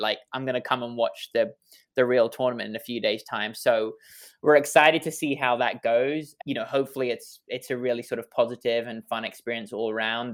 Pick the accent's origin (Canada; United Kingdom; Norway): United Kingdom; England; accent: English; now in Washington, D.C., United States; my silly English accent